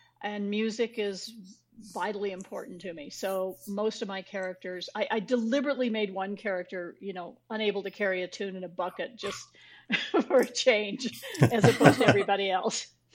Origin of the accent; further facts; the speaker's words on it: New Mexico, United States; I grew up in New Mexico